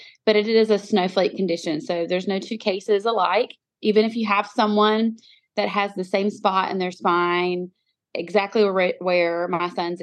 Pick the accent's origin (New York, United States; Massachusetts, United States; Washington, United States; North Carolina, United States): North Carolina, United States; moved away as an adult; also born or lived in Utah; I moved my pregnant self and my two little girls back to North Carolina.